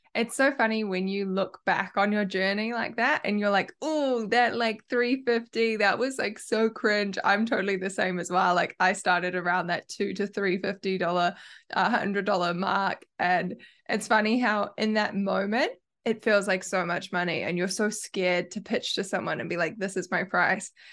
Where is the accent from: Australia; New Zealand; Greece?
New Zealand; accent: Kiwi; I have a Kiwi accent